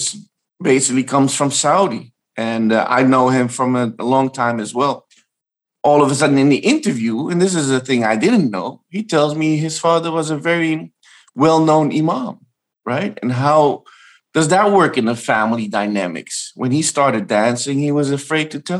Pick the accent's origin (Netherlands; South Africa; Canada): Netherlands; Amsterdam, North Holland; I grew up in Amsterdam, Iraqi Kurdish, my mom is Bulgarian, and being a third culture kid